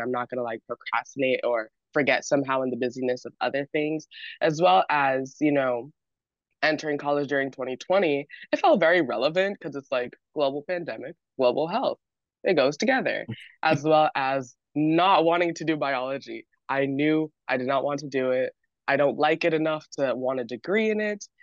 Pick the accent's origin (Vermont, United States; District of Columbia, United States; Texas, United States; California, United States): California, United States; San Diego; I am from San Diego, California, born and raised